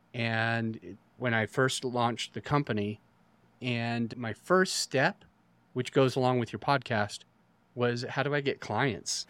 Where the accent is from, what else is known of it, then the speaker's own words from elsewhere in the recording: Utah, United States; I grew up in Utah